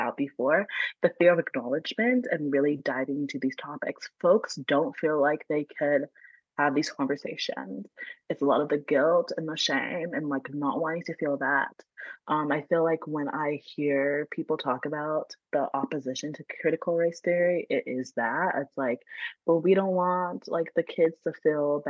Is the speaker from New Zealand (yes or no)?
no; Atlanta, Georgia, United States; now in California, United States; Yeah, I am in California, but I grew up in Georgia, so I'm from Atlanta